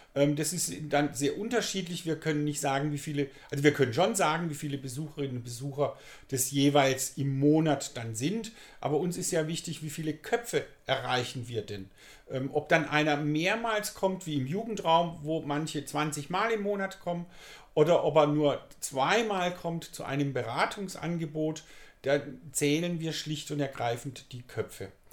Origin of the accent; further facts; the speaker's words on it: Pforzheim, Baden-Württemberg, Germany; ich bin gebürtiger Pfadheimer